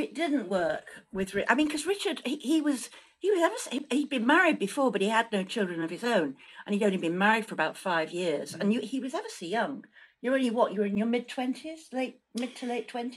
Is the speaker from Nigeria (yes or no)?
no; Manchester, North West England, United Kingdom; I was brought up in Manchester